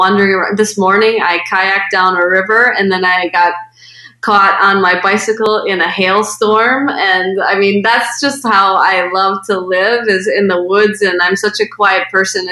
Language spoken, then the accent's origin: English; Medford, Wisconsin, United States; my hometown of Medford, Wisconsin, which is where I grew up